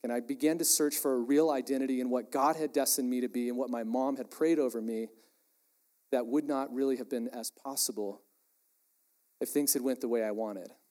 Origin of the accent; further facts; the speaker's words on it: Texas, United States; I'm from Texas, really proud of it